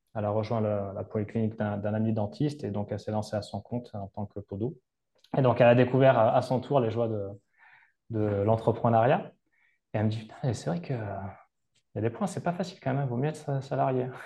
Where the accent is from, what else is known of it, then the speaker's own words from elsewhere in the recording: Capbreton, Nouvelle-Aquitaine, France; moved away as an adult; also born or lived in Seignosse / Val d'Isère / Malta; chez moi à Cabreton, sachant que chez moi, c'est très demandé touristiquement